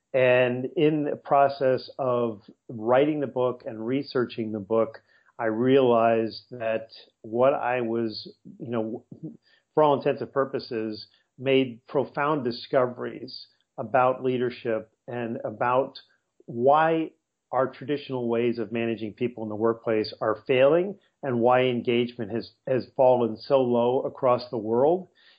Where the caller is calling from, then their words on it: La Jolla, California, United States; I'm calling from La Jolla, California, which is about a 12-minute drive from downtown San Diego.